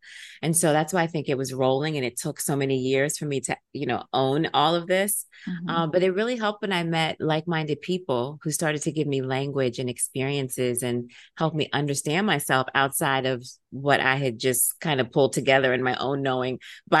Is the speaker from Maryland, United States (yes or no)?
yes; Silver Spring, Maryland, United States; it's one of the reasons I have a love affair with New York City because I'm from Silver Spring, Maryland.